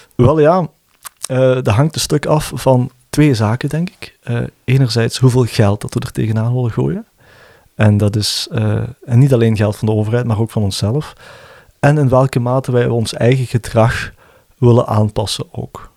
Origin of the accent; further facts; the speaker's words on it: Limburg, Flanders, Belgium; ik ben een Limburger